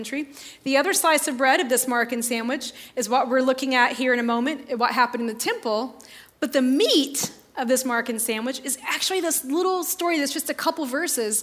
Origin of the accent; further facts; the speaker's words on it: northern Indiana, United States; I grew up in in Sunday school in a little small town in northern Indiana